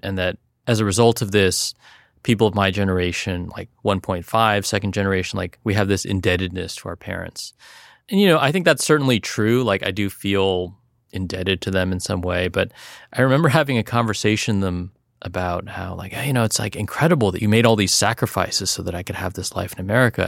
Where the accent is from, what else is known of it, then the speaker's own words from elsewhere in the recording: South Bay, California, United States; growing up in the South Bay